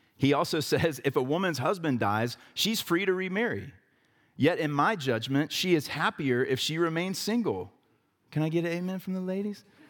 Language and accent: English; the South, United States; growing up in the South